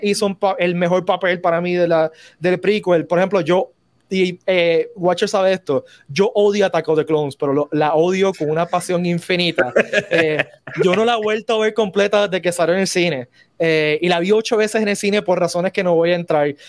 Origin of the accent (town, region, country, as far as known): Puerto Rico